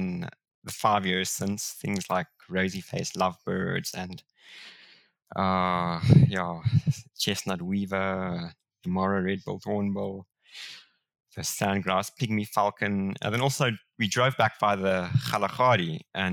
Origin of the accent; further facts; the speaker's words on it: Pretoria, Gauteng, South Africa; also born or lived in Namibia; I was born in Pretoria